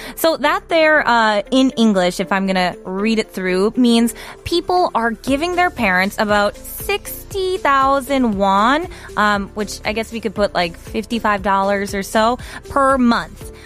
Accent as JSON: {"language": "English", "country": "United States", "said": "As an American"}